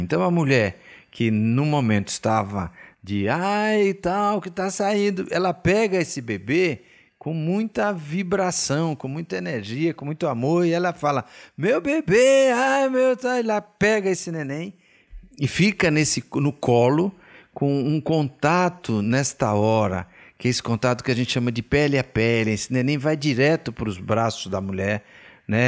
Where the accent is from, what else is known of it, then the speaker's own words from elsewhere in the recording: Bahia, Brazil; eu sou baiano